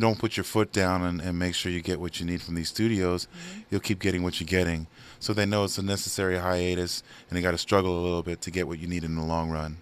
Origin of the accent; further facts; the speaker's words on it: New York, United States; I'm from New York